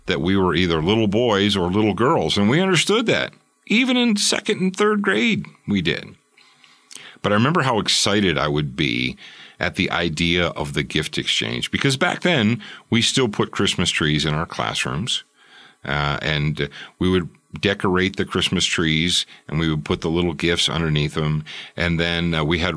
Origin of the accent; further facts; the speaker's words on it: Roseville, Michigan, United States; also born or lived in Detroit, Michigan; I was born actually in the city of Detroit